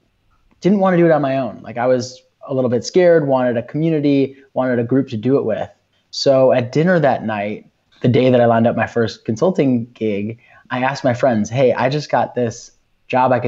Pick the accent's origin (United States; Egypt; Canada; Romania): United States; Chicago, Illinois; I'm from Chicago, grew up in Chicago